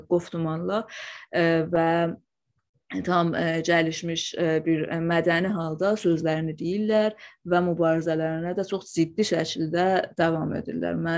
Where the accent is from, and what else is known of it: Iranian Azerbaijan, Iran; first language Azerbaijani Turkish